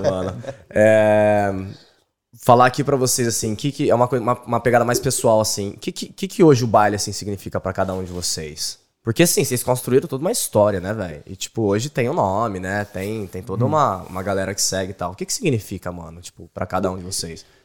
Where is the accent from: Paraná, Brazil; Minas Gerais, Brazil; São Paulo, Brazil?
São Paulo, Brazil; Ribeirão Preto; moved away; eu sou de Ribeirão Preto